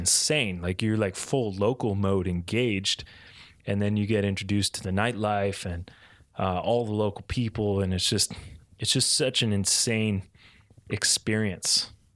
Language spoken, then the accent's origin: English; East Coast of Canada, Atlantic Canada, Canada; I grew up in the East Coast